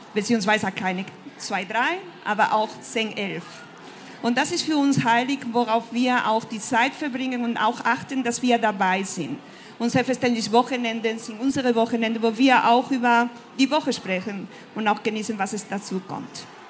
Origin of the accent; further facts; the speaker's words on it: Spain; German is a second language; moved away as an adult; also born or lived in France; ich bin äh, Spanierin und seit meinen Studien in Frankreich lebe ich und arbeite im Ausland.